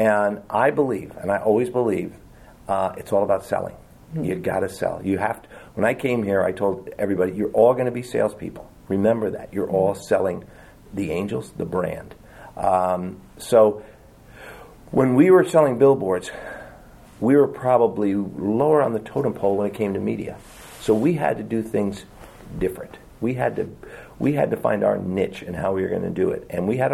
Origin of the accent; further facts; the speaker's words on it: New Jersey, United States; moved away; I grew up in New Jersey